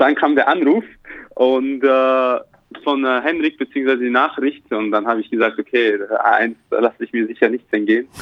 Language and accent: German; Austria; also born or lived in Slovakia; now in Ulm, Germany; ich bin halt in der Slowakei geboren und bin in Österreich dann da aufgewachsen